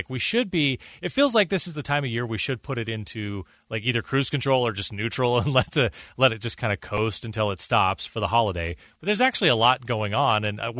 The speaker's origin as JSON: {"language": "English", "country": "United States", "said": "those aren't the standards we have as Americans."}